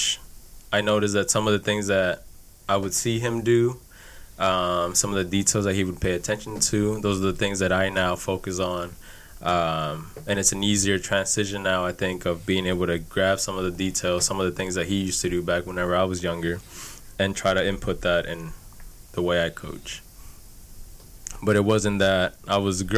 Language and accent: English; Houston, Texas, United States; Born and raised in Houston.